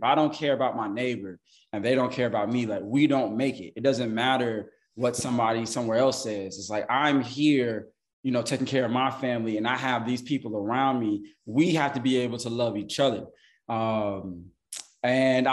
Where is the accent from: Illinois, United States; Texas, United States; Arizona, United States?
Illinois, United States; Chicago; moved away as an adult; also born or lived in New York; now in Atlanta, United States; I grew up in Chicago. I was born in New York. I grew up in Chicago